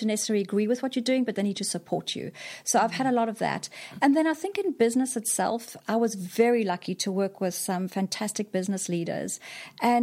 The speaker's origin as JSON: {"language": "English", "region": "KwaZulu-Natal", "country": "South Africa", "tie": "born or raised there", "also_born_or_lived": "Singapore", "moved": "as an adult", "said": "So I'm from South Africa originally. I grew up in South Africa, went to school there, went to college"}